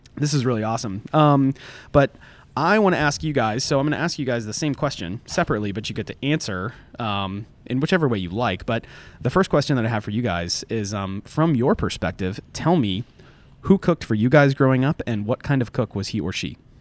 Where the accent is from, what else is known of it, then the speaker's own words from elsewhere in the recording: Orlando, Florida, United States; now in Atlanta, United States; I grew up in Orlando